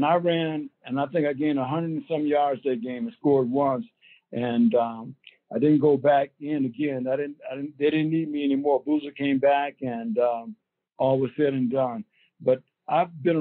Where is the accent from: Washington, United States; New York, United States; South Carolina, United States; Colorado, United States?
South Carolina, United States; Greenville; I grew up in Greenville, South Carolina